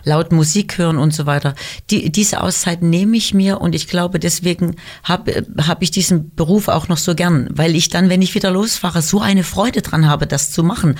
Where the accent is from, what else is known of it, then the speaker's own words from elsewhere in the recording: Weimar, Thuringia, Germany; moved away as an adult; also born or lived in Düsseldorf; Meine Geburtsstadt Weimar ist einfach meine Heimat und ich bin sehr glücklich, dass ich da, nachdem ich zwölf Jahre in Düsseldorf war, wieder hingezogen bin